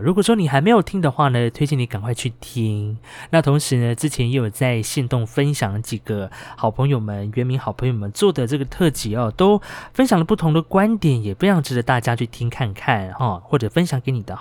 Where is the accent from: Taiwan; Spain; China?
Taiwan; Hualien County; 我是来自于华联的阿美族